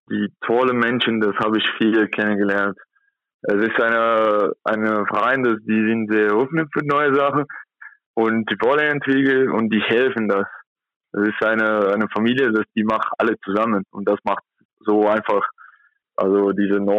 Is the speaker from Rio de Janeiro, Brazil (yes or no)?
no; São Paulo, Brazil; German is a second language; now in Germany; Ich komme aus São Paulo, das ist 12 Millionen Personen, da wohnt und hier in Kontakt nur 80.000.